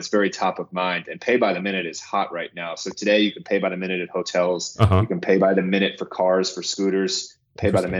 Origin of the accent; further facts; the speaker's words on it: New York, United States; I'm actually a New Yorker myself. I'm from here, live and breathe in New York